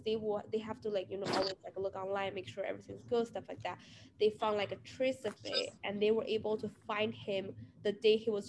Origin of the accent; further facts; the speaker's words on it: China; moved away; my home country.